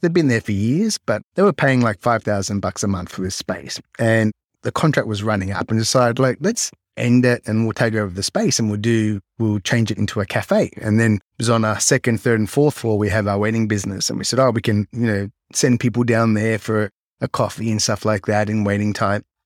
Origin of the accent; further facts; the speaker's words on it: Melbourne, Victoria, Australia; moved away as an adult; now in Japan; I grew up in Melbourne, Australia, well, kind of south of Melbourne on the Mornington Peninsula